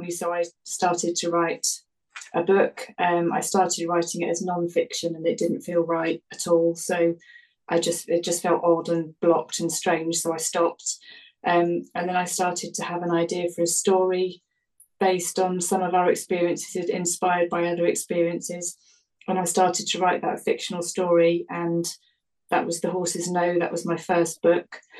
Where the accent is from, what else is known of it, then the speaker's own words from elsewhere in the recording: United Kingdom; that's what we call them in the UK